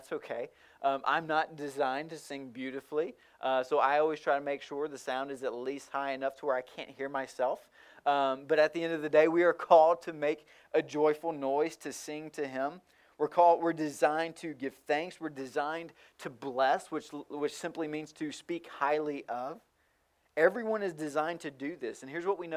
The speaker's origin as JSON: {"language": "English", "region": "rural Tennessee", "country": "United States", "tie": "born or raised there", "also_born_or_lived": "Miami, Florida", "moved": "yes", "said": "my hometown of rural Tennessee"}